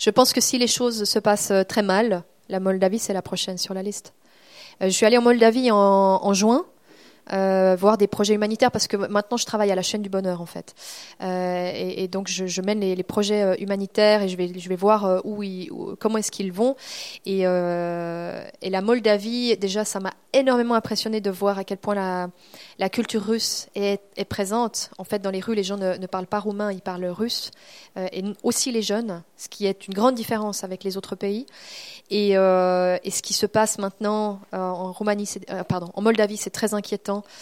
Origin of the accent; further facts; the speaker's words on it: Montreal, Quebec, Canada; born there; il y a tellement de Suisses dans les années 70, début 80 qui ont émigré au Québec. Et puis moi, je suis née à Montréal.